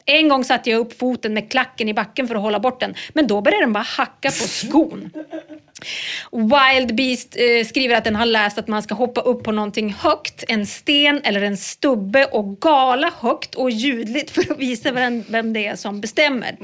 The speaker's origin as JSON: {"language": "Swedish", "region": "Norrland", "country": "Sweden", "tie": "born or raised there", "said": "det var djur lite överallt där jag växte upp"}